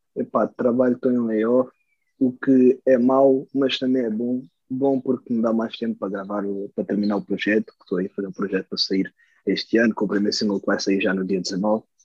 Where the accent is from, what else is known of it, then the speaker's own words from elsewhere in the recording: Switzerland; é a Suíça, graças a Deus, é a minha, é a minha terra natal